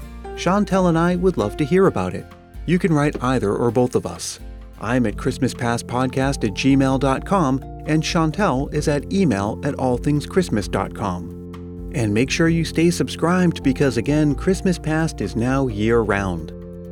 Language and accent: English; United States; speaking as an American